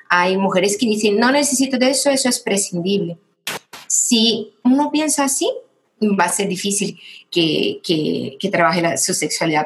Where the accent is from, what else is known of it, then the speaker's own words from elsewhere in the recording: Brazil; moved away as an adult; now in Spain; yo soy brasileña y llevo ocho años viviendo en España. Y en Brasil eh, yo tuve una historia un poco difícil con el tema de ser una mujer